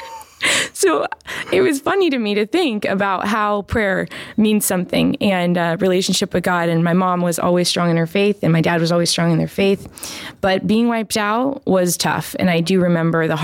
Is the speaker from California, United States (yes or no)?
yes; Placerville, California, United States; moved away; also born or lived in Sacramento / Mexico; I was born in Sacramento, raised in Placerville